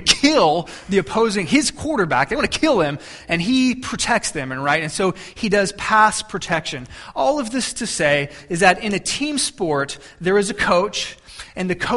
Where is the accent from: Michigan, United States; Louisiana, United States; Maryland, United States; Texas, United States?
Texas, United States; I'm from Texas